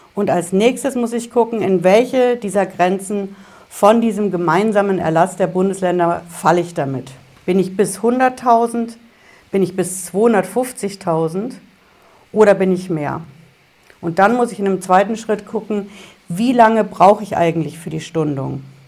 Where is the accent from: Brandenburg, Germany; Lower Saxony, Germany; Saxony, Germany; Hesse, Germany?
Hesse, Germany; Bei uns in Hessen